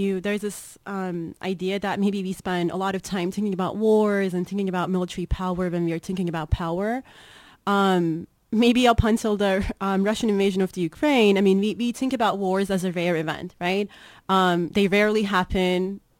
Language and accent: English; Turkey; English is a second language; now in Northfield, United States; Well, I was born and raised in Turkey. A lot of interesting stuff are happening in Turkey when it comes to politics.